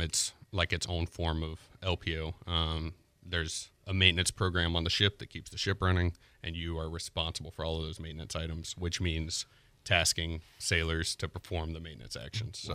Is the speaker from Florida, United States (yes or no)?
yes; Pensacola, Florida, United States; also born or lived in J, Florida (unclear town name); I'm from Pensacola, Florida. Um, born here, lived here for about ten years